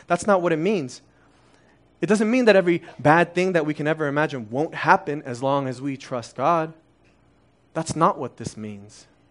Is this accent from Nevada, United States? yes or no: yes; Las Vegas, Nevada, United States; first language Korean; English is a second language; also born or lived in Korea; My parents left their life behind in Korea, and they've left their college degrees behind and started working minimum wage jobs in, in Las Vegas